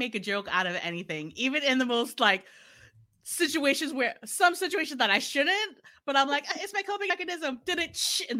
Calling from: Massachusetts, United States; So I am joining you from Massachusetts in the United States of the Americas.

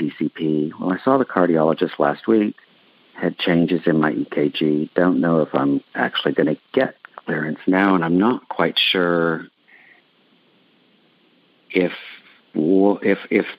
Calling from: Mansfield, Texas, United States; I'm calling from Mansfield, Texas

